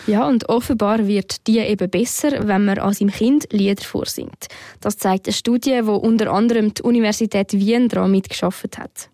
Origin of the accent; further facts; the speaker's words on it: Switzerland; hier bei uns in der Schweiz